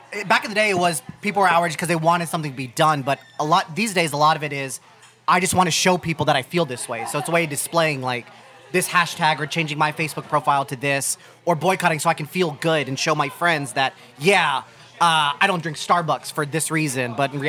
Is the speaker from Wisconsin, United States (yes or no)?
no; Ohio, United States; now in New York City, United States; I'm a kid from Ohio.